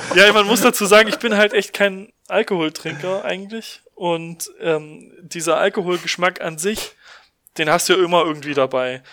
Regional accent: Germany; bei uns in Deutschland

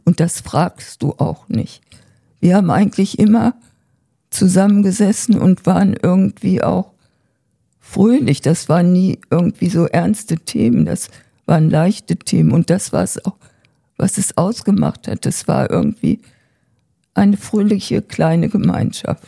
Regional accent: Germany; hier bei uns in Deutschland

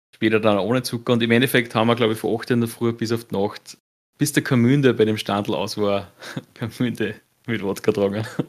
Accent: Austria; bei uns in Österreich

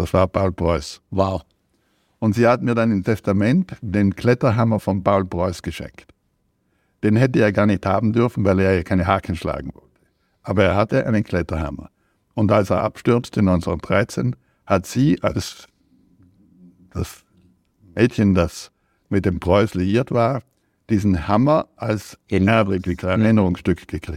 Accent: South Tyrol, Trentino-Alto Adige, Italy; als Südtiroler bin ich Italiener und konnte auch Italienisch lesen

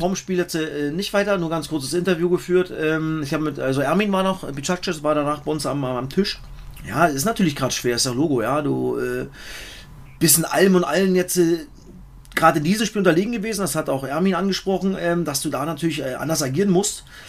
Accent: East Germany, Germany; als Ossi

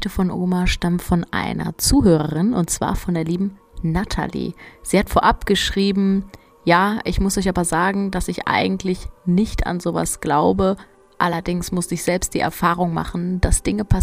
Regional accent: Geisenheim, Hesse, Germany; Meine Eltern hatten damals ein Mehrfamilienhaus in Geisenheim in Rheingau, wo ich aufgewachsen bin, in dem wir auch selbst gewohnt haben.

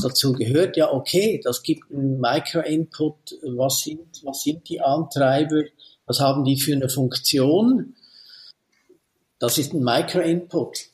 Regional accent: Switzerland; bei uns in der Schweiz

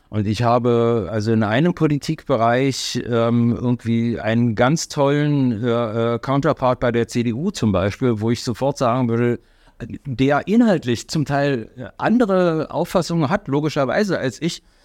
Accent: Germany; weil ich als Deutscher geboren bin

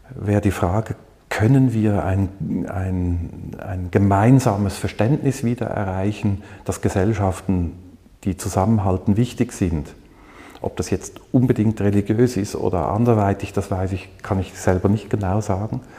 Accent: Zürich, Switzerland; Ich bin aufgewachsen in Zürich.

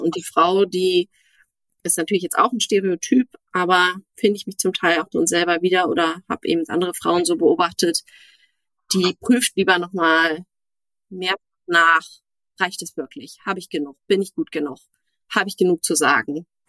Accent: Berlin, Germany; in meiner Heimat Berlin

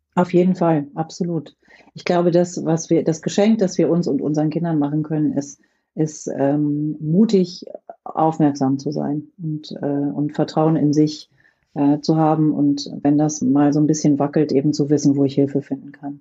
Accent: rural Lower Saxony, Germany; ich bin auf dem Land in Niedersachsen groß geworden

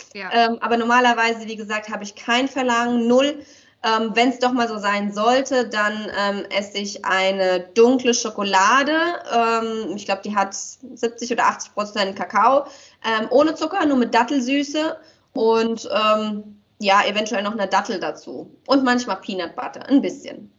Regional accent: Romania; moved away; wir kommen ja aus Rumänien

